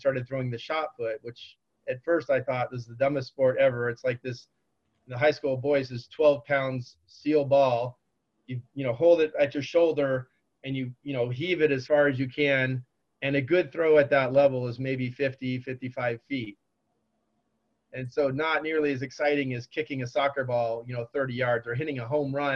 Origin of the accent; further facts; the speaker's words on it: Orange County, California, United States; also born or lived in San Diego; I grew up in Orange County and chose UC San Diego because I loved the area. I didn't want to leave Southern California